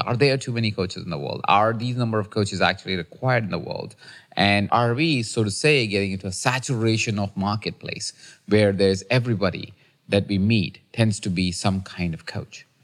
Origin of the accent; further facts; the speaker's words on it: India; now in United States; I'm a kid from India who has an accent